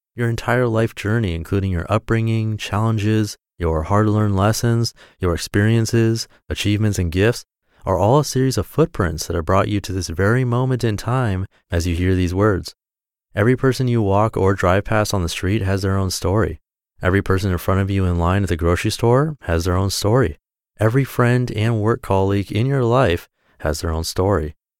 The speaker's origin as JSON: {"language": "English", "area": "South Orange County", "region": "California", "country": "United States", "tie": "born or raised there", "also_born_or_lived": "Irvine, California", "said": "I was born in South Orange County, California, just a few miles from where I live now, which is in South Orange County, California, still"}